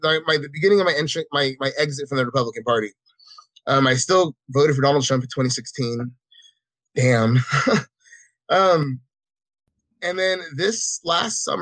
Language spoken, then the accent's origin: English; California, United States; also born or lived in Los Angeles, California; I was raised in this small desert town that I've lived in for most of my life